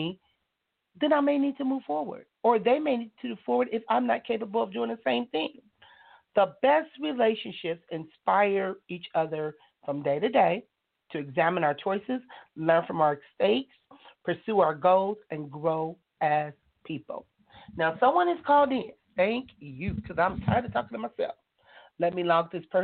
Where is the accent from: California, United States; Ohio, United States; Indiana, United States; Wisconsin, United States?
California, United States; Compton; I am from California. I was born and raised in the city of Compton